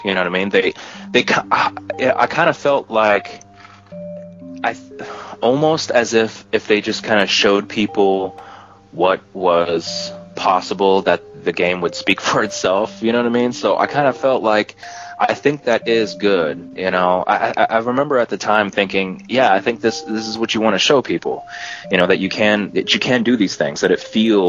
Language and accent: English; United States; I'm from the United States